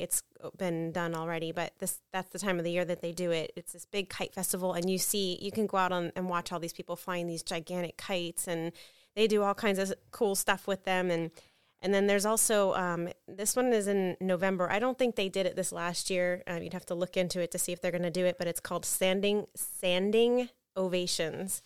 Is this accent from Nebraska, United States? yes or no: no; New Port Richey, Florida, United States; I grew up in Newport Richey